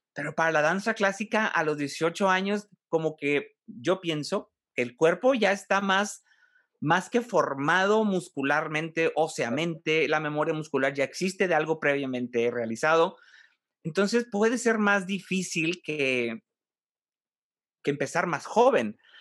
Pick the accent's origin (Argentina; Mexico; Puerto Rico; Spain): Mexico; Monterrey, Nuevo León; also born or lived in Mexico City; Yo soy de, Monterrey, pero viví allá cinco años